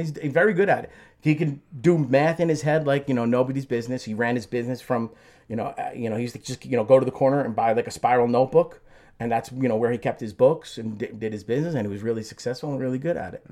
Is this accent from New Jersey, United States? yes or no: yes; Belleville, New Jersey, United States; also born or lived in Newark, New Jersey; I grew up in Belleville